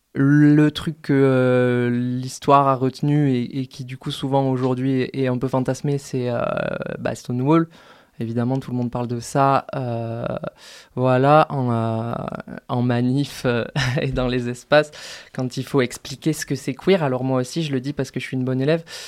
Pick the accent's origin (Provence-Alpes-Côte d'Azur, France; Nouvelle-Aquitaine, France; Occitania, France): Occitania, France; Toulouse; moved away as an adult; now in Grenoble, France; moi, je viens de Toulouse à la base